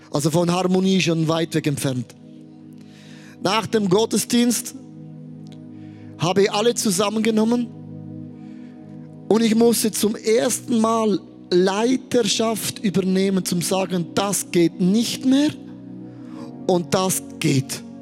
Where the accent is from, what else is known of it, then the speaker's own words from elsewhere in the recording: Switzerland; Also ich sage als Schweizer, eine Saumode hat sich der angeeignet